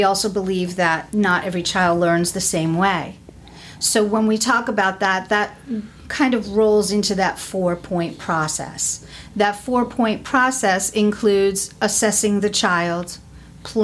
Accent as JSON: {"language": "English", "region": "New York", "country": "United States", "tie": "born or raised there", "moved": "as an adult", "lives_now": "Florida, United States", "said": "I am originally from New York. I was born and raised there"}